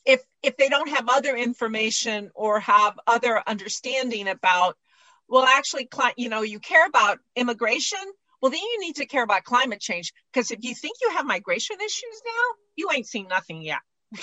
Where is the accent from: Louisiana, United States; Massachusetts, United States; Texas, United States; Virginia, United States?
Texas, United States; Harlingen; born there; Well, I was born down in Harlingen.